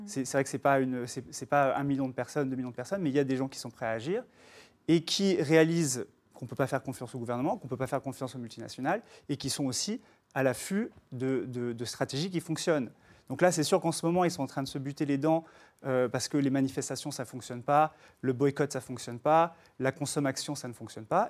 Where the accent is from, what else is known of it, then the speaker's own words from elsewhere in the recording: New York, United States; now in France; j'ai grandi à New York et, j'ai fait mes stages sur Wall Street